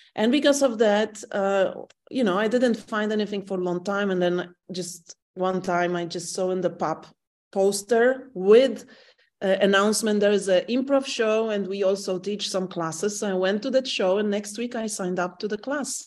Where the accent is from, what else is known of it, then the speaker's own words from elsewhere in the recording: Warsaw, Masovian Voivodeship, Poland; English is a second language; I'm the person who lives in the same flat and room all my life. I was born in Warsaw